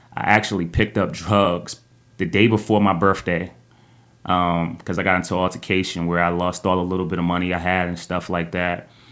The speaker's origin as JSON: {"language": "English", "town": "East Orange", "region": "New Jersey", "country": "United States", "tie": "born or raised there", "said": "I'm from East Orange, New Jersey. I grew up in a single parent home"}